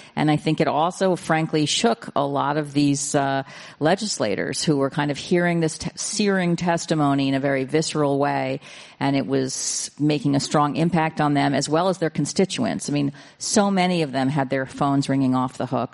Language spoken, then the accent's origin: English; New York City, New York, United States; I was raised in New York City.